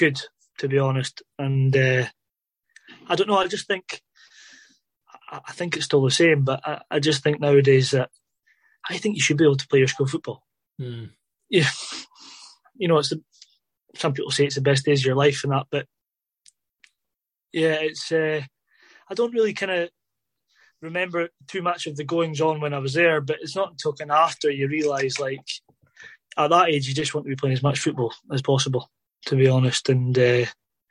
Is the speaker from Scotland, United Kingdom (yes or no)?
yes; Inverness, Scotland, United Kingdom; I grew up in Inverness